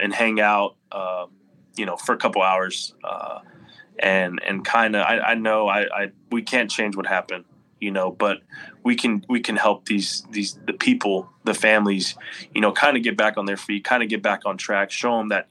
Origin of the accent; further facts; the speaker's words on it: Corpus Christi, Texas, United States; he's from my hometown